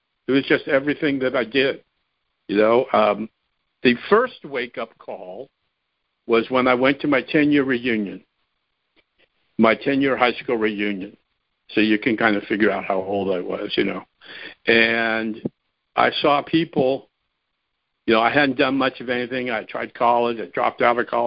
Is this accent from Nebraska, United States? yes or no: no; San Fernando Valley, California, United States; Born and raised in the San Fernando Valley